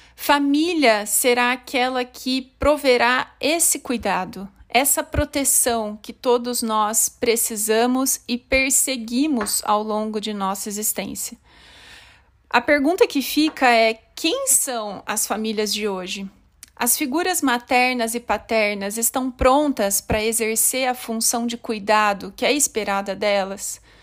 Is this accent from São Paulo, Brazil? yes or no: yes; Limeira, São Paulo, Brazil; moved away as an adult; also born or lived in Osasco / São Caetano do Sul / Marília / Campinas; eu sou natural de Limeira, no estado de São Paulo, mas desde 2003 morando em diferentes cidades